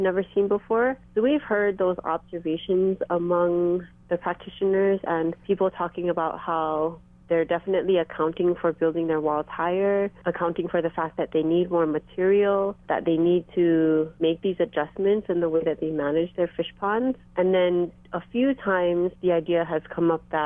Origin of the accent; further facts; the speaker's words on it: Hawaii, United States; us growing up in Hawaii